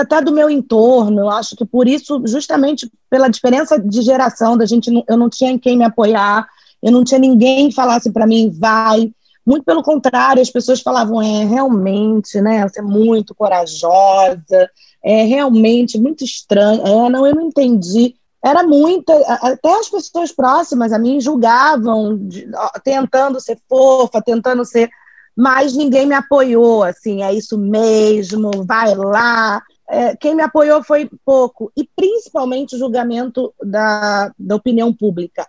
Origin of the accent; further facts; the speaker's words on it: Bahia, Brazil; also born or lived in Rio de Janeiro; Sou carioca, nascida no Rio, criada na Bahia